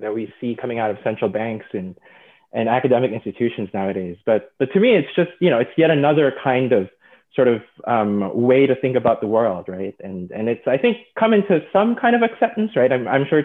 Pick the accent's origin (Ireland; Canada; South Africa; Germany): Canada; moved away as an adult; also born or lived in Minnesota / Cambridge, United Kingdom; I'm originally from Canada